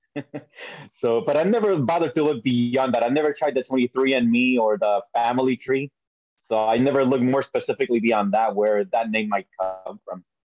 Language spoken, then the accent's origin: English; Puerto Rico; also born or lived in New York; I was born in New York. I was raised in Puerto Rico